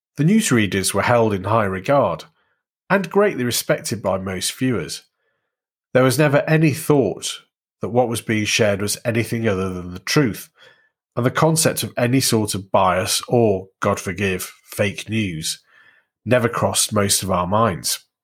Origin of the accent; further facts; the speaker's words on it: Warrington, North West England, United Kingdom; Growing up in Warrington, that meant Look North West